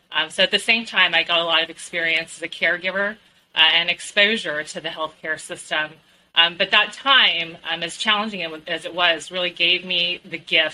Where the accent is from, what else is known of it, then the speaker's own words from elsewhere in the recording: California, United States; I grew up in California